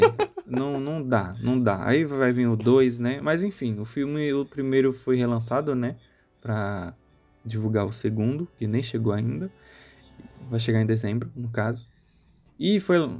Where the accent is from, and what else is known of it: Brazil